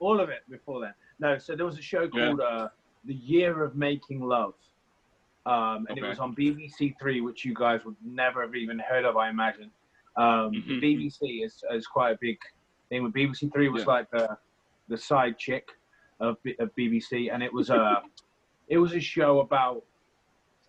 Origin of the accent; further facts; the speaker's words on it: Stratford-upon-Avon, West Midlands, United Kingdom; I'm from Stratford-upon-Avon, which is a little town in the middle of England.